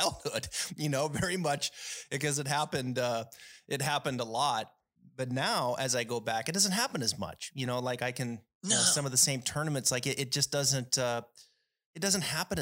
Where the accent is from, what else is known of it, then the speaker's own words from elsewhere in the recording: Northern Idaho, United States; when I was younger, growing up in Northern Idaho